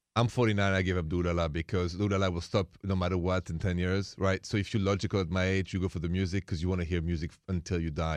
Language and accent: English; Paris, Île-de-France, France; English is a second language; moved away; I'm from Paris, France